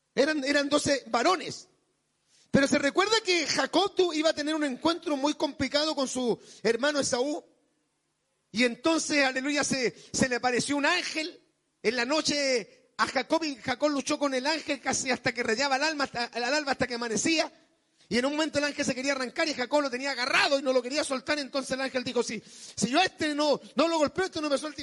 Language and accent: Spanish; Chile; somos chilenos.